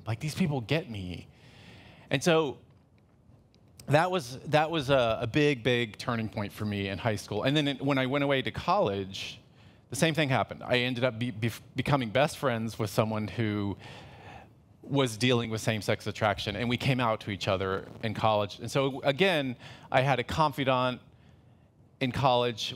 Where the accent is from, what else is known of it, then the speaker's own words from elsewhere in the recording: Los Angeles, California, United States; I'm from Los Angeles